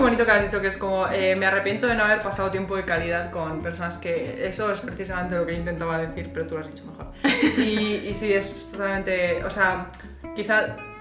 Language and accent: Spanish; Madrid, Community of Madrid, Spain; moved away as an adult; now in Berlin, Germany; yo vengo de Madrid, de España